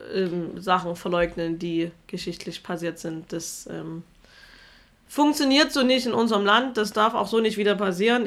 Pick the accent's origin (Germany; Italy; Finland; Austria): Germany; jeder Zweite in meinem Heimatdorf die AfD gewählt hat